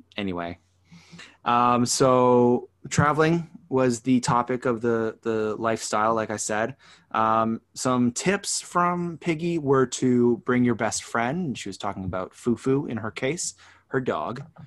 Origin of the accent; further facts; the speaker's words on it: Canada; now in Toronto, Canada; being a Canadian